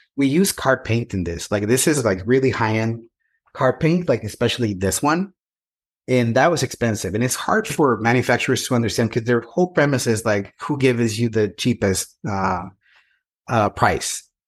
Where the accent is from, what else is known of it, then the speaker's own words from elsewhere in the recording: Mexico; English is a second language; also born or lived in San Francisco / Texas / Portugal; now in Southern California, United States; I'm an immigrant in this country. I came from Mexico many years ago.